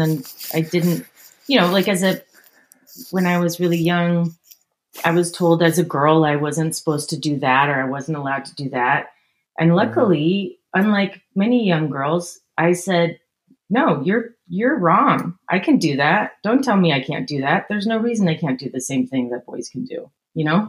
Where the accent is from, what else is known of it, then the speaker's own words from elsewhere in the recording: Northern California, United States; I grew up in Northern California.